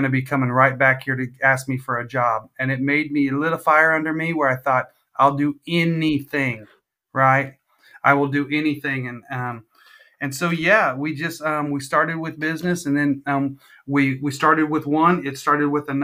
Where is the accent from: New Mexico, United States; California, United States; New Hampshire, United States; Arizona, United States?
California, United States; Visalia; now in Missouri, United States; I'm from California originally, the Valley